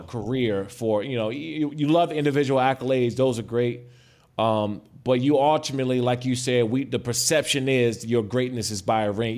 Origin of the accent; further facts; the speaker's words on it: Prince George's County, Maryland, United States; I grew up in Prince George's County, Maryland